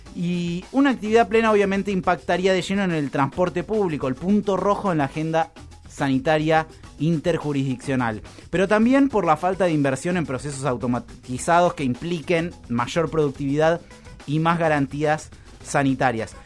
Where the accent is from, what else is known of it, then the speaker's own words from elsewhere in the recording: Argentina; En Argentina tenemos